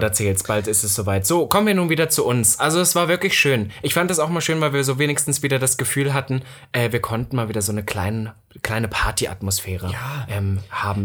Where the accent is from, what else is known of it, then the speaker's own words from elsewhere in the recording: East Germany, Germany; accent: East German; bei uns im Osten